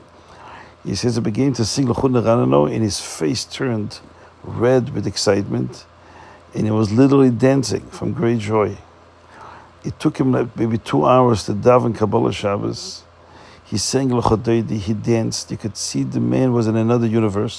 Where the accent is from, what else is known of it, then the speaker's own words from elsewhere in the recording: Antwerp, Flanders, Belgium; I come from Antwerp, Belgium.